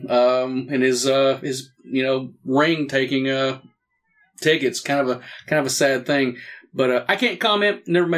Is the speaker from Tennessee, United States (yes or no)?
yes; Morristown, Tennessee, United States; I grew up in Morristown, Tennessee